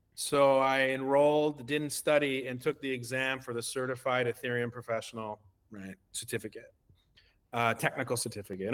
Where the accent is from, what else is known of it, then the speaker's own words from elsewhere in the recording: Canada; I'm uh, Canadian. I, uh, I I make my permanent home here in Canada.